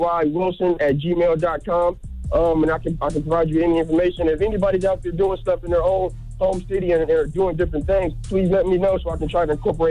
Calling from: Virginia, United States; I'm calling from Virginia.

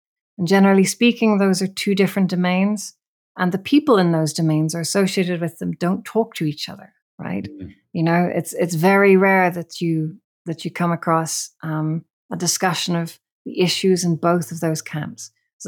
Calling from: Northern Ireland, United Kingdom; I'm coming in from Northern Ireland.

